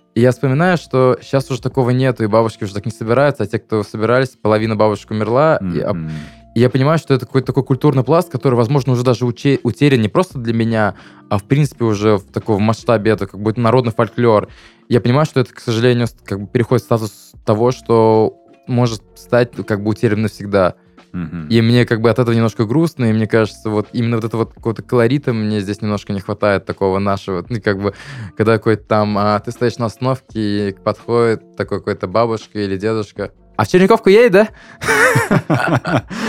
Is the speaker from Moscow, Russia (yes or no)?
no; Salavat, Bashkortostan, Russia; moved away as an adult; also born or lived in Ufa, Russia; now in Krasnodar, Russia; в моем родном городе, где моя бабушка сейчас живет, Салават, что в Уфе, где вот учился 4 года, прям вот сформировался